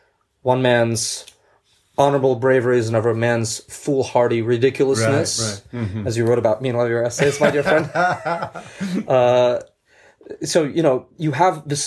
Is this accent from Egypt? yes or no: no; New York City, New York, United States; also born or lived in Central Asia; I grew up in Brooklyn